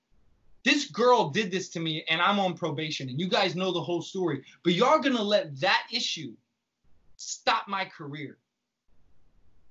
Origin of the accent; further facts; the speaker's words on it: Lake Charles, Louisiana, United States; moved away as an adult; also born or lived in New Orleans; now in New York, United States; Lake Charles was like my backpacking trip in my hometown